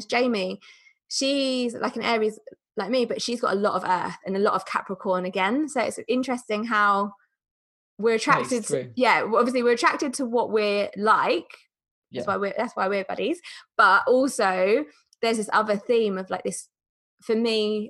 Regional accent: Netherlands; I was born in Holland

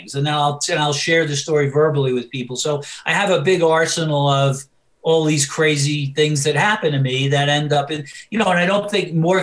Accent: New York City, New York, United States; growing up in New York

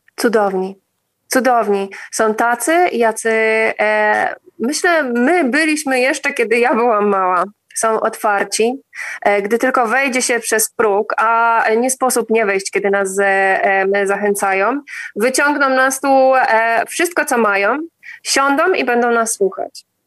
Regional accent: Poland; now in Crete, Greece; my mówimy, że z Polski

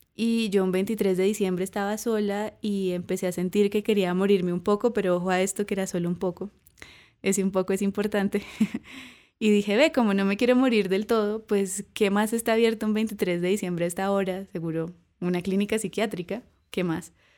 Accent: Cúcuta, Norte de Santander, Colombia; also born or lived in Chicago; porque somos de Cúcuta, ahí en toda la frontera con Venezuela

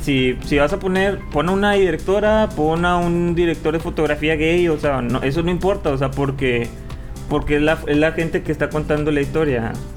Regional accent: Mexico; yo como un mexicano

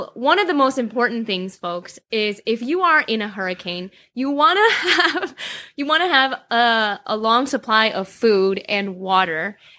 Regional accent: Chicago, Illinois, United States

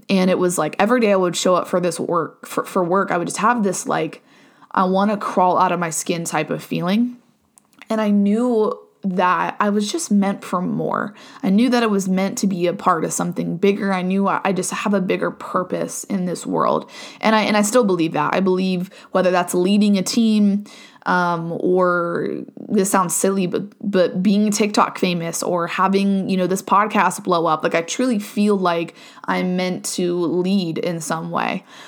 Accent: Ohio, United States; moved away as an adult; now in Virginia, United States; born and raised in Ohio, moved to Virginia, um, in twenty twenty-one.

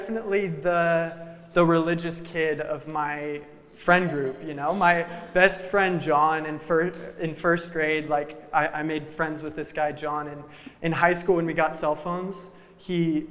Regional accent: Reno, Nevada, United States; I grew up in Reno, Nevada, over towards the West Coast

